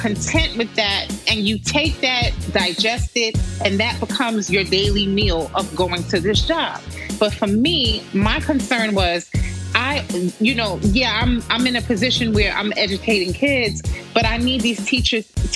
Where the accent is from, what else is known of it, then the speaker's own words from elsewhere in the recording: New York City, New York, United States; as a New Yorker, you know, you finish high school